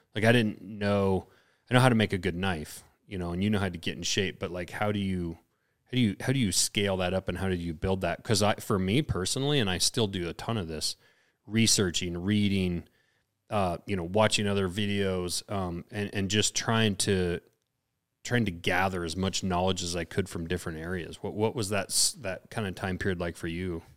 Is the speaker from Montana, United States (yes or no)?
yes; Lincoln, Montana, United States; now in Missoula, United States; we're we're out here in Missoula. I don't, and I grew up in Lincoln.